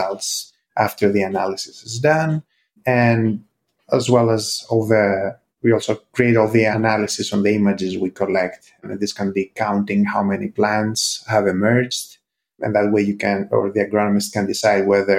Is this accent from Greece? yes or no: yes; Greece; moved away as an adult; also born or lived in United States; I'm originally from Greece